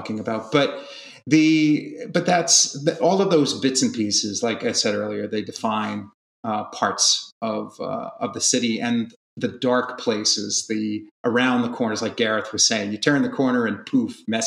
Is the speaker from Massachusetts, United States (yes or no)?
yes; Boston, Massachusetts, United States; also born or lived in Georgia; now in Atlanta, United States; I'm originally from Massachusetts. So Boston is home for me